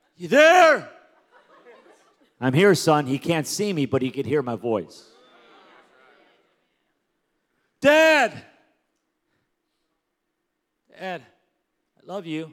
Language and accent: English; Pico Rivera, California, United States; now in Las Vegas, United States; I grew up in Pico Rivera, California.